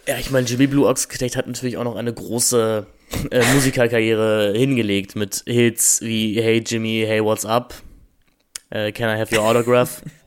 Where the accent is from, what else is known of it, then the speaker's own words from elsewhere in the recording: Germany; wir werden als Deutsche